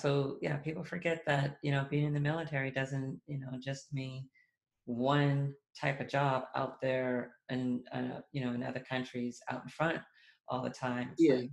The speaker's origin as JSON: {"language": "English", "area": "outside of Boston", "region": "Massachusetts", "country": "United States", "tie": "born or raised there", "said": "when I was growing up outside of Boston, that our high school was right next to one of the Air Force bases."}